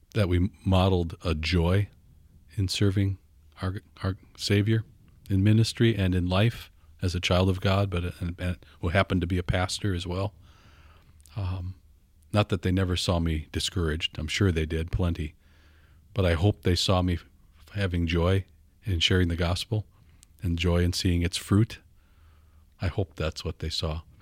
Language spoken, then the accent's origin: English; Fond du Lac, Wisconsin, United States; also born or lived in Minnesota; Six months I lived there, and then my my dad was a pastor, took a call. So yeah, the only home I knew was Fond du Lac, all the way from six months old to college